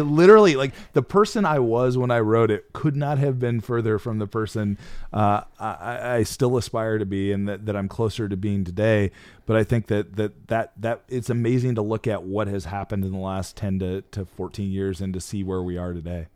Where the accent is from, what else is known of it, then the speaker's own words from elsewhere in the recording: Midwest, United States; moved away; my hometown. I hadn't been there in twenty years. Uh, a small town of thirty-three hundred